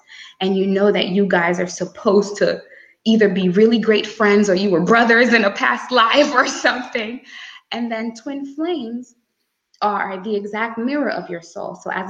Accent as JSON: {"language": "English", "country": "Grenada", "said": "I come from Grande, a small island girl, and I've had interesting experiences"}